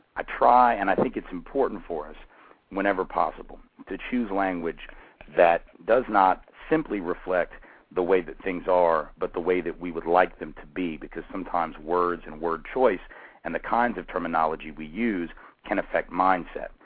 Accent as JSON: {"language": "English", "town": "Nashville", "region": "Tennessee", "country": "United States", "tie": "born or raised there", "said": "my hometown, of Nashville"}